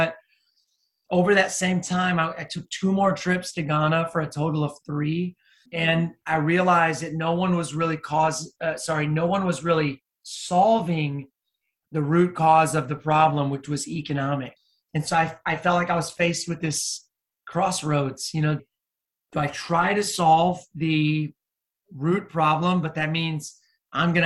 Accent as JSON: {"language": "English", "country": "United States", "said": "I'm an American"}